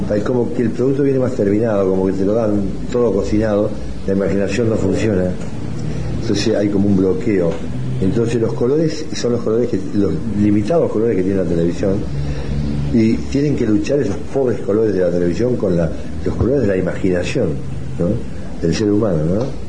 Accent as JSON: {"language": "Spanish", "country": "Uruguay", "tie": "born or raised there", "said": "Nací en el Uruguay, en un país muy pacífico allá en Guadalajara, en el 43."}